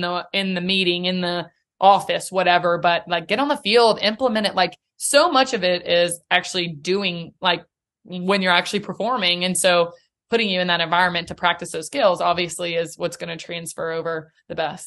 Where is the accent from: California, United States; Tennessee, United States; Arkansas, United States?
Tennessee, United States; Nashville; also born or lived in Chattanooga; born and raised in Nashville.